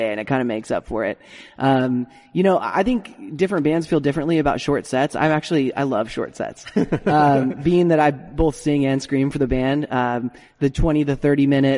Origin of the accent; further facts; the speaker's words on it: Spokane, Washington, United States; also born or lived in Seattle / Dallas / Atlanta; now in Nashville, United States; growing up in Spokane, and we also lived in Seattle as well